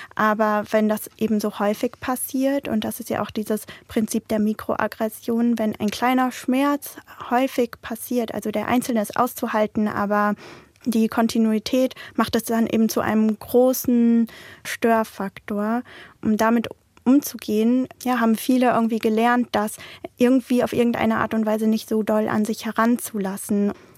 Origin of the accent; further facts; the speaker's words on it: Münster, North Rhine-Westphalia, Germany; ich bin hier geboren, ich komme aus Münster, ich bin Münsteranerin